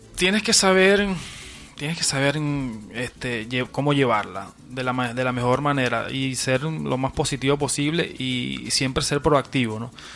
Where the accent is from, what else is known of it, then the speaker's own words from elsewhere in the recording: Venezuela; moved away as an adult; now in Peru; mis últimos ocho años en Venezuela, este, mi modo de, de sustento y de vida